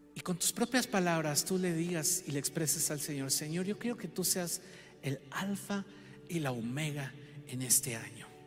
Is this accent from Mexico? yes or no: yes; Mexico; Como mexicanos